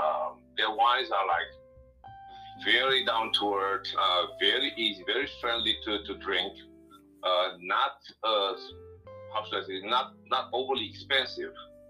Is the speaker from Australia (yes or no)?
no; Romania; now in United States; I am originally from Romania. I immigrated to the States in 1989.